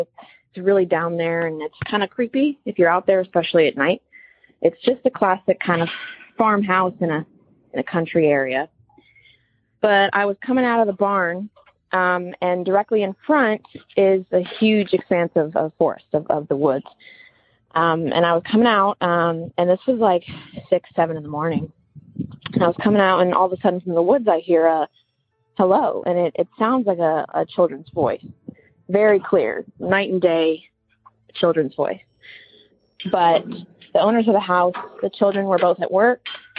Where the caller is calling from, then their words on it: Eugene, Oregon, United States; Hi there, everybody. … I'm from Eugene, Oregon. And I'm calling with a little bit of a weird story I had happen to me about a month ago.